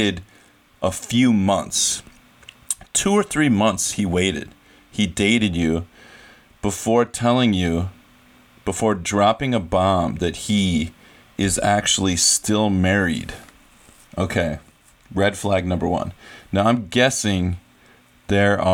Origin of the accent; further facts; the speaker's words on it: United States; moved away as an adult; So I've lived in another country for half my life. I grew up in America.